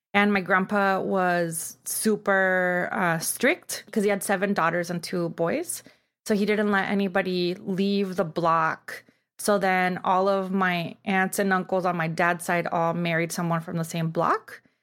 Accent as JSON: {"language": "English", "town": "Tijuana", "region": "Baja California", "country": "Mexico", "tie": "born or raised there", "moved": "yes", "lives_now": "Los Angeles, United States", "said": "So I grew up in Tijuana, and I guess now I would be, like, third generation from Tijuana"}